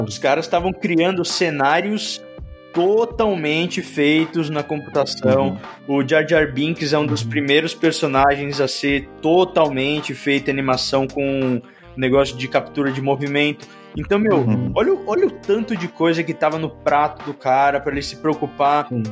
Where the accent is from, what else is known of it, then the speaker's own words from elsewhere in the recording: São Paulo, Brazil; Eu sou de São Paulo